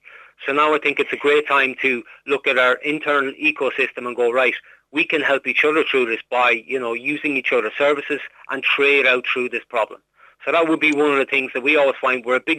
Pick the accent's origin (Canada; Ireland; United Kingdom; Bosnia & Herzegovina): Ireland; we're Irish, we're out there, we're able to do all this